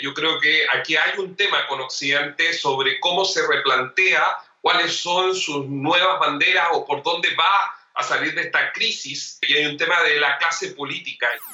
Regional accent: Chile; nos uniera como chilenos

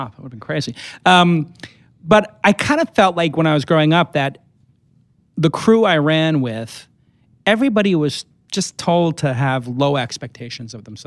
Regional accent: New York City, New York, United States; when I grew up in Brooklyn

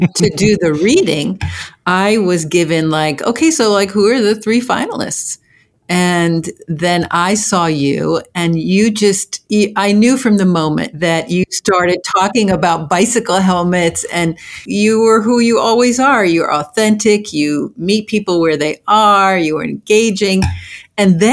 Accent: New Jersey, United States; also born or lived in Havana, Cuba; I grew up in New Jersey, and I ended up in New Jersey via Havana

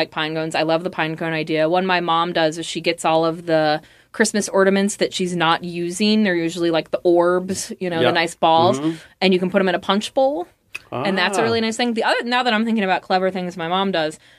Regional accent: Midwest, United States; moved away; I come from the Midwest

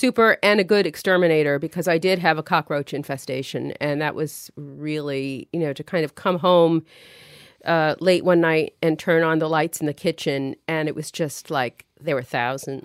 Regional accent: New York City, New York, United States; moved away as an adult; also born or lived in Manhattan / Park Slope; now in Connecticut, United States; I grew up in Brooklyn, lived in Manhattan after college for about ten years

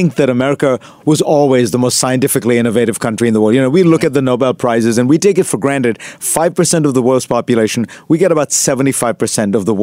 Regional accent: New York, United States; being a New Yorker

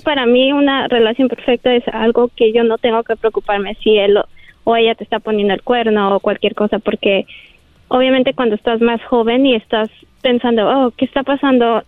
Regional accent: Guadalajara, Jalisco, Mexico; moved away; nací y crecí en Guadalajara

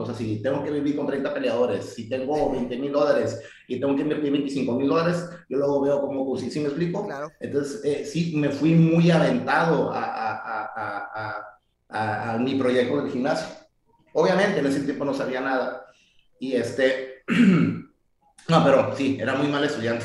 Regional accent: Tijuana, Baja California, Mexico; born or raised there; also born or lived in San Diego

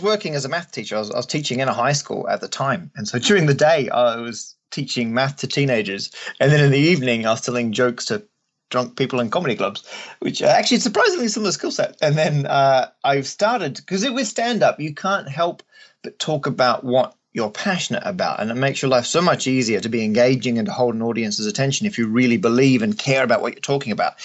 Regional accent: Australia; moved away; also born or lived in England; I'm Australian originally, and still am.

